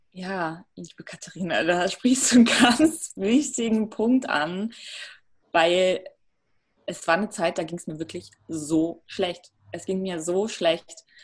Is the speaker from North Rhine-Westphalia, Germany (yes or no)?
yes; Ruhr area, North Rhine-Westphalia, Germany; moved away as an adult; also born or lived in North Macedonia; now in Berlin, Germany; ich bin im Ruhrgebiet aufgewachsen.